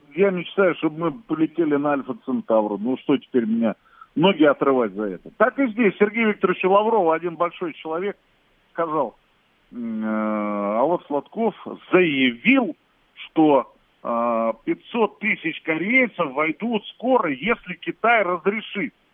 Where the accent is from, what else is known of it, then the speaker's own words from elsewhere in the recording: Russia; я как россиянин